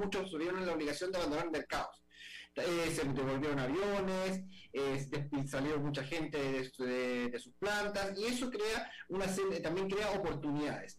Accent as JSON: {"language": "Spanish", "country": "Chile", "said": "en mi país"}